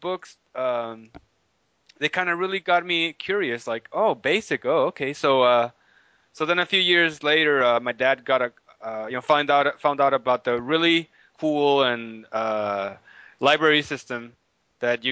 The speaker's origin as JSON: {"language": "English", "town": "Tijuana", "region": "Baja California", "country": "Mexico", "tie": "born or raised there", "said": "I was born in Tijuana"}